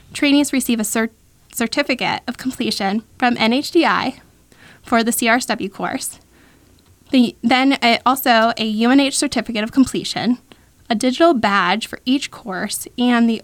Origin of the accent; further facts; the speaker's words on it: New Hampshire, United States; moved away as an adult; also born or lived in Florida; I was born and raised in New Hampshire